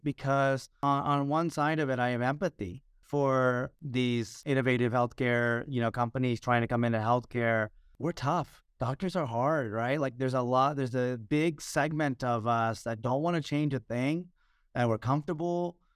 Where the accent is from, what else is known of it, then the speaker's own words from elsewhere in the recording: Houston, Texas, United States; also born or lived in Chicago, Illinois; I grew up in the US, by the way, I was born in Chicago and we grew up in the States. We grew up I grew up in Houston